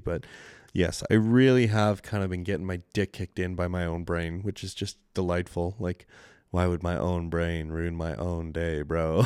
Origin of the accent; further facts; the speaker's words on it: Canada; accent: Canadian; my poor Canadian accent